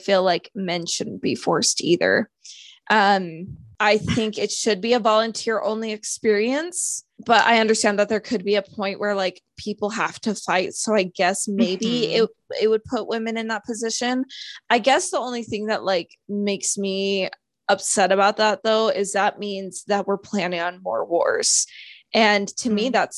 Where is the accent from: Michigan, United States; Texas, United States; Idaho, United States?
Idaho, United States; I am from Idaho.